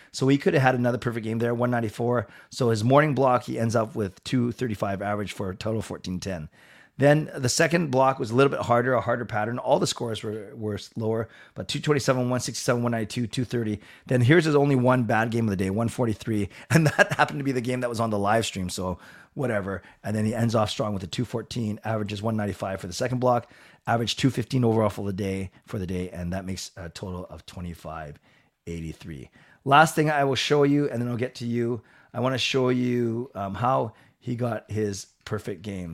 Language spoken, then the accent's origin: English; Canada; I'm from Canada and I'm Canadian.